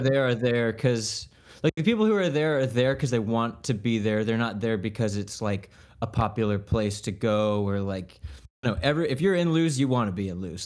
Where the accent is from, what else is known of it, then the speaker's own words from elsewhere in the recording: Leesburg, Florida, United States; I'm from Leesburg